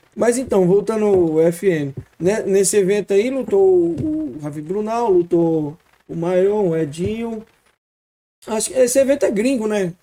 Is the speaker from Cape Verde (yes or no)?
no; Ceará, Brazil; nós do Nordeste, mano, sou do Ceará